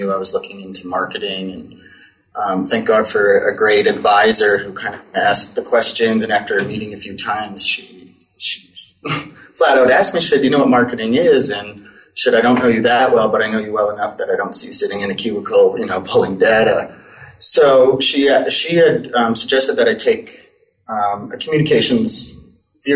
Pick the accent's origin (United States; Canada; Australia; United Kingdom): Canada; Winnipeg, Manitoba; moved away; I grew up in Winnipeg. I'm from Canada